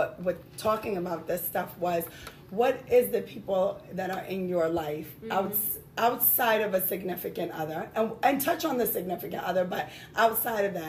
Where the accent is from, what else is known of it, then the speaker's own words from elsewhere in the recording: New York, United States; I'm from New York. I got a New York attitude.